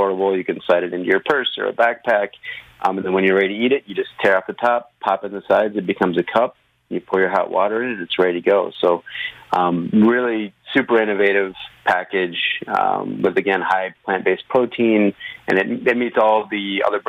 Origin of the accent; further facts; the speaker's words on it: Hope, Michigan, United States; I grew up in a little town called Hope in Michigan